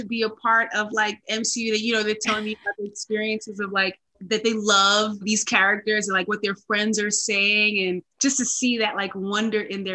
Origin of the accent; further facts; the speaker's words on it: New York, United States; I'm from New York. I'm a New Yorker